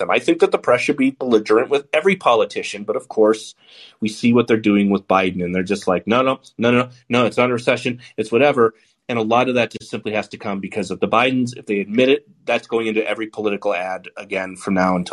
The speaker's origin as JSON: {"language": "English", "country": "United States", "said": "I'm American."}